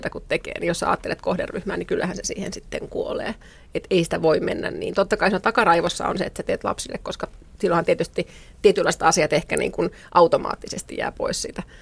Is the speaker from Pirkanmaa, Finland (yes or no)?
no; Rauma, Satakunta, Finland; born there; Synnyin Raumalla